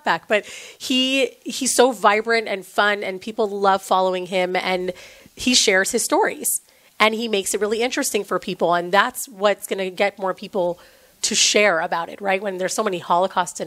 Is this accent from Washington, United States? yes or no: yes; Seattle, Washington, United States; Sometimes I say y'all, and then I feel like a fraud because I'm from Seattle